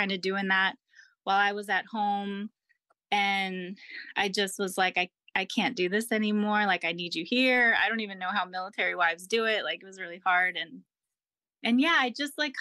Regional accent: Jacksonville, Florida, United States; moved away as an adult; also born or lived in Massachusetts; now in Norfolk, United States; I grew up in Jacksonville, Florida

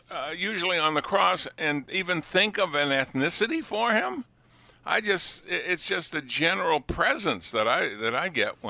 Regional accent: New England, United States; now in Buffalo, United States; Yeah, I'm from New England.

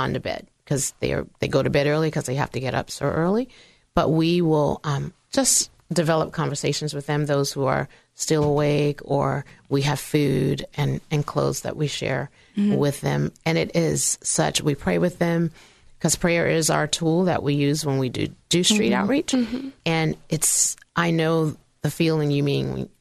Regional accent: Virginia, United States; this Virginia girl's voice

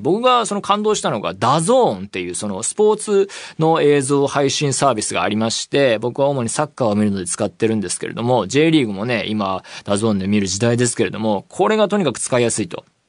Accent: Saitama, Japan; now in Tokyo, Japan; 僕は埼玉県出身ですし、まあ、東京に住んでもう何年にもなる

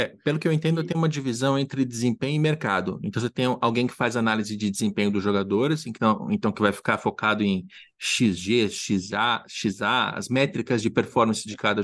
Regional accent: Brazil; moved away; quando a gente mora fora do Brasil

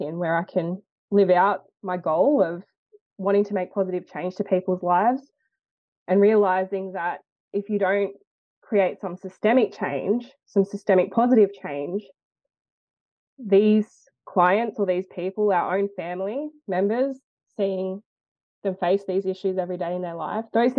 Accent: Lithgow, New South Wales, Australia; I grew up in Lithgow, New South Wales, but I'm a proud Wiradjuri and Pacifica Fijian woman

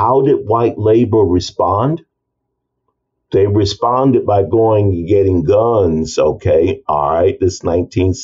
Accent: East St. Louis, Illinois, United States; That's my hometown.

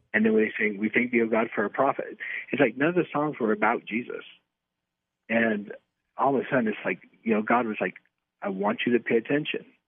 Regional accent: Salt Lake City, Utah, United States; also born or lived in Los Angeles, California / Taiwan; now in Salt Lake City, United States; I was born in Salt Lake City

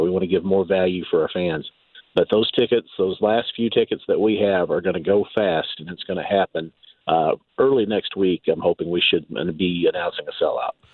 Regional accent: Eastern Kentucky, United States; also born or lived in Lexington, Kentucky / Louisville, Kentucky; I grew up in Eastern Kentucky, but you know, I lived in Lexington for many years. Actually, lived in Louisville for a while

